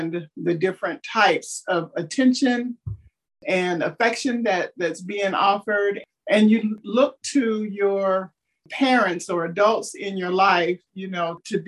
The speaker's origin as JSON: {"language": "English", "region": "North Carolina", "country": "United States", "tie": "born or raised there", "also_born_or_lived": "Texas", "moved": "yes", "lives_now": "Florida, United States", "said": "raised in North Carolina"}